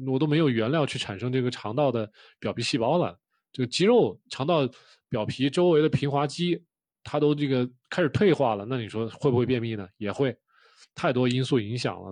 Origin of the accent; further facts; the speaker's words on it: China; 我们中国人